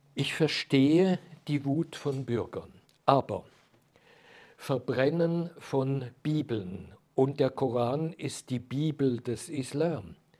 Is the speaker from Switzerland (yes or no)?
yes; Switzerland; als Schweizer Jurist